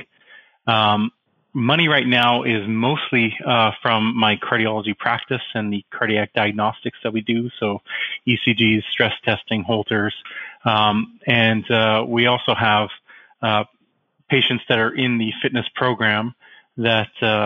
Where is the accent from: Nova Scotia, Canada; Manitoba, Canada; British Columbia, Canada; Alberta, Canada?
Manitoba, Canada; Winnipeg; moved away as an adult; also born or lived in Toronto / Edmonton / London, Ontario; now in Vancouver, Canada; I'm from Winnipeg originally